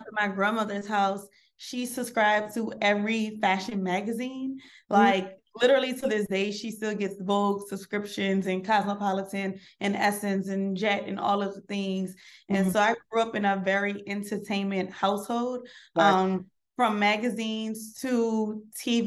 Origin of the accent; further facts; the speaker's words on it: New Orleans, Louisiana, United States; I'm from New Orleans, Louisiana